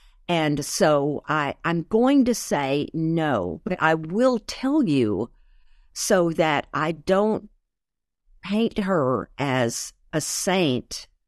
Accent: Arkansas, United States; moved away; also born or lived in Houston; because we moved from Arkansas into Texas, into Houston. This is where I began again.

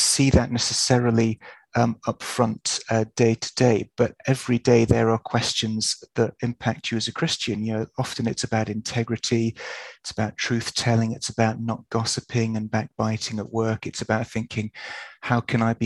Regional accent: Yorkshire and the Humber, United Kingdom; I grew up in Yorkshire

